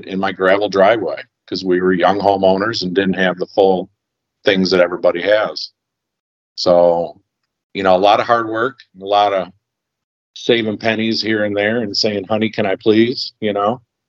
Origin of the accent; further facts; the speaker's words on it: Detroit, Michigan, United States; we had an old Lincoln Zephyr limousine in the backyard growing up in Detroit